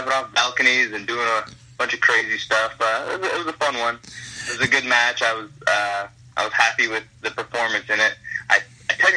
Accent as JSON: {"language": "English", "town": "Detroit", "region": "Michigan", "country": "United States", "said": "In Michigan, especially where I'm from Detroit"}